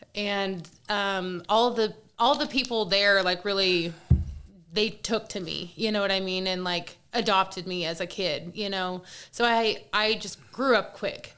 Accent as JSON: {"language": "English", "town": "Kansas City", "country": "United States", "said": "I'm from Kansas City"}